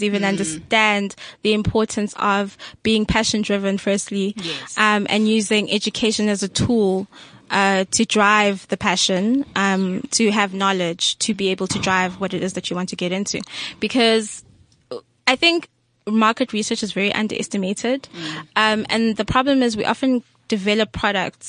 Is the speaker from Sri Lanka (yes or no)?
no; Tanzania; I'm Tanzanian